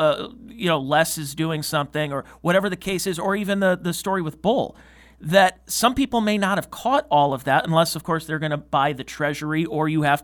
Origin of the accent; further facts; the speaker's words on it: Cleveland, Ohio, United States; I grew up in the Cleveland area